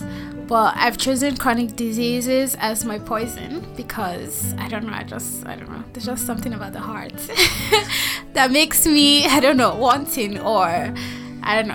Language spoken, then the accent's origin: English; Nigeria; also born or lived in Anambra State, Nigeria; I'm from Nigeria. I live in Abuja, Nigeria.